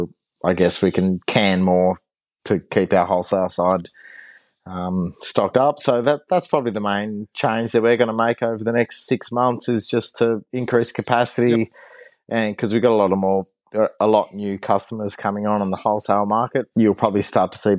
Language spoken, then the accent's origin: English; Launceston, Tasmania, Australia; also born or lived in Hadspen, Tasmania / Hobart, Tasmania; I grew up in, I grew up in Prospect in Launceston, and then we moved out towards Hadspin when I was a teenager, and then I went down to Hobart to do uni